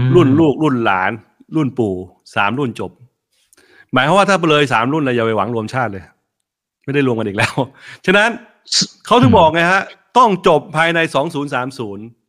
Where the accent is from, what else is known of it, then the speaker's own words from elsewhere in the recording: Thailand; ไทยเชื้อสายจีน